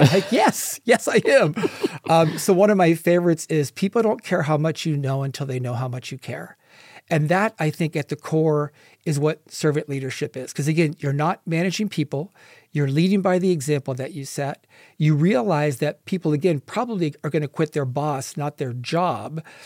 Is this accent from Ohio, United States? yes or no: yes; Ohio, United States; moved away as an adult; also born or lived in California; now in Las Vegas, United States; I grew up in Ohio and moved out to California